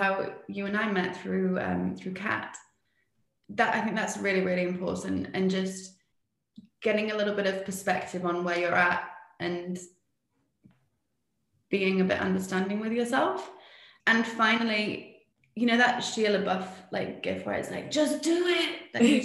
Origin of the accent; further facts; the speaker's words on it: Spain; also born or lived in England; now in New Zealand; I'm English, but I grew up in Spain and I now live in New Zealand